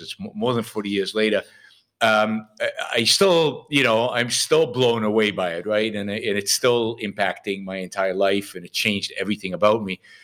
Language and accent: English; Israel; I was sixteen, uh, I was living in Israel. I grew up in Israel.